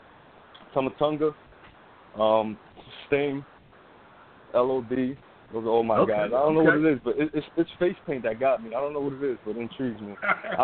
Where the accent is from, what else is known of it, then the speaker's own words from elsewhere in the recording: New York City, New York, United States; moved away; also born or lived in the South; I was born and raised in Bronx, New